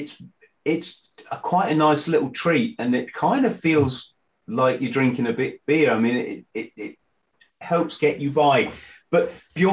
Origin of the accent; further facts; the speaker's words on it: England, United Kingdom; as the English guy